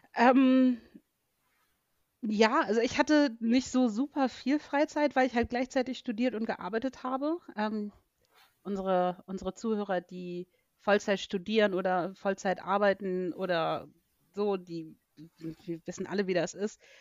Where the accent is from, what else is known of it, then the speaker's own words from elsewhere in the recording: Hamburg, Germany; also born or lived in Arizona; als Hamburgerin